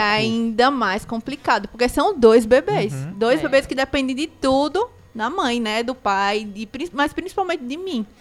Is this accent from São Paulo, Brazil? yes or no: no; Recife, Pernambuco, Brazil; now in Cariri, Brazil; Eu não sou daqui também, eu sou do Recife